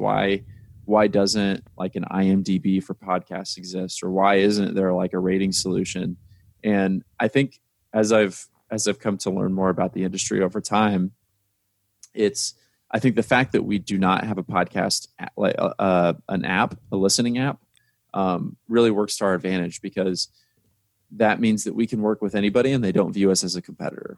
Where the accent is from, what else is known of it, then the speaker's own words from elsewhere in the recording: Indiana, United States; I'm from Indiana